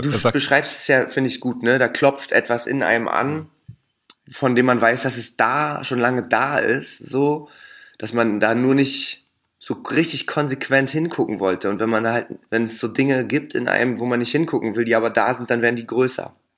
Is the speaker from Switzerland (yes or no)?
no; Berlin, Germany; da, wo ich groß geworden bin, ne, da war Union sowieso immer die stärkste Macht Ne, wir sind ja, also Rot-Weiß-Hellersdorf